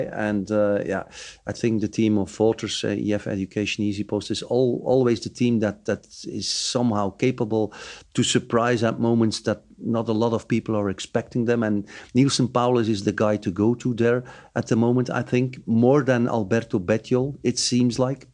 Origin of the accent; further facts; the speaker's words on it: Bruges, Flanders, Belgium; my hometown, Bruges